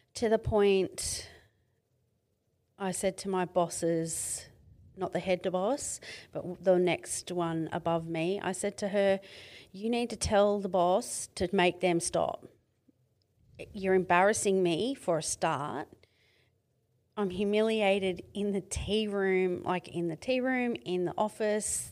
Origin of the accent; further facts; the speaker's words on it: Mid-North Coast, New South Wales, Australia; moved away as an adult; I come from Mid-North Coast in New South Wales.